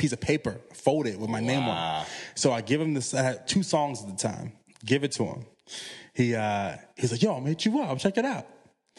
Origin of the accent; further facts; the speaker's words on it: Chesterfield, Virginia, United States; And I'm from Chesterfield, which is right outside of Richmond. But you're talking about I'm maybe 15 minutes away from Petersburg.